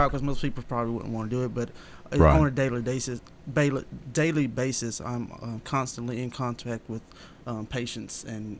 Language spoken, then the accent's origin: English; Lebanon, Tennessee, United States; moved away as an adult; now in Murfreesboro, United States; Born and raised in Wilson County, but I've lived here in Murfreesboro since 2012.